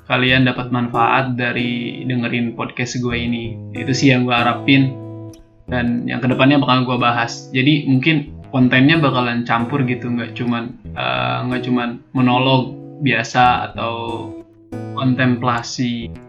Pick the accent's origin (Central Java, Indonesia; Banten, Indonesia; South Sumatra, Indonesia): Banten, Indonesia; Tangerang; now in Yogyakarta, Indonesia; gue asli dari Tangerang Banten dan sekarang sedang menempuh pendidikan di salah satu universitas yang ada di Yogyakarta